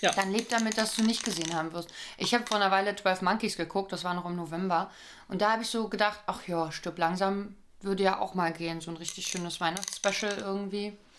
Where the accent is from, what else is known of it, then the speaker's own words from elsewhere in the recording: Berlin, Germany; Ich bin doch aus Berlin